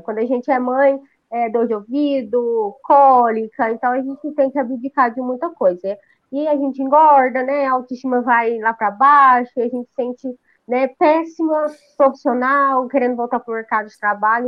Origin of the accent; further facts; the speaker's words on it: Rio Verde, Goiás, Brazil; eu sou de Rio Verde, Goiás